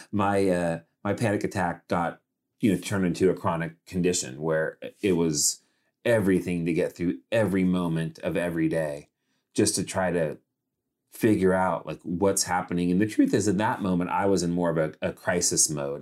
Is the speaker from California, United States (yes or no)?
yes; Modesto, California, United States; moved away; also born or lived in Los Angeles, California; I grew up in Modesto, California, which is a pretty small town